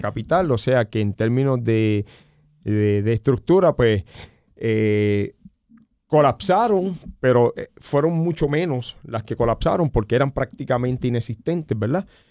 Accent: United States; nosotros como nación norteamericana

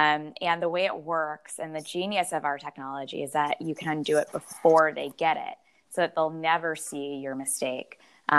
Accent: Chicago, Illinois, United States; moved away; I'm from Chicago.

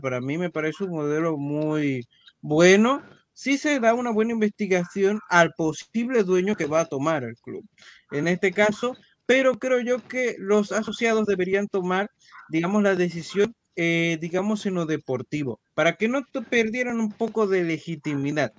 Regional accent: Panama; aquí las familias panameñas tenemos hijos

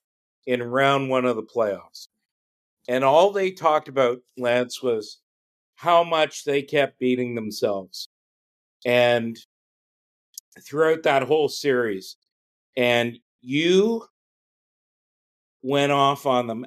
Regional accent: Ottawa, Ontario, Canada; also born or lived in Montreal / North Bay; I grew up in Ottawa.

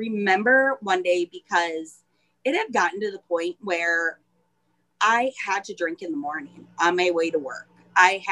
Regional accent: Iron Mountain, Michigan, United States; also born or lived in Nashville, Tennessee / Pennsylvania / Minnesota; Home is Upper Michigan, Iron Mountain, Michigan

